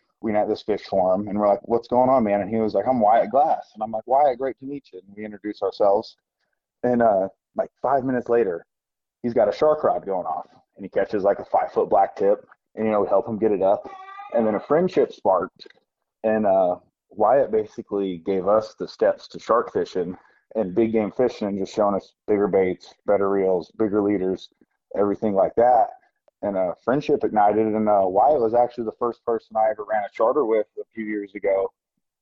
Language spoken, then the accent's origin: English; Beaufort, South Carolina, United States; I grew up here in Beaufort, South Carolina, on we're Sea Island